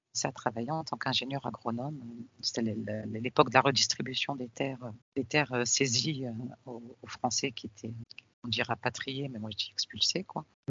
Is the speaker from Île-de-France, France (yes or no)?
yes; Paris, Île-de-France, France; je suis née en France, née à Paris au début des années 70